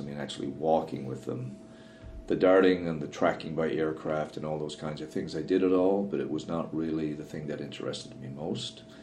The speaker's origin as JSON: {"language": "English", "region": "Newfoundland and Labrador", "country": "Canada", "tie": "born or raised there", "said": "the world I grew up in in Newfoundland"}